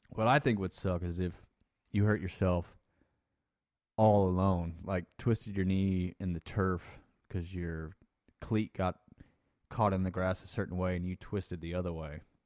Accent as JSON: {"language": "English", "country": "United States", "said": "we're from the United States"}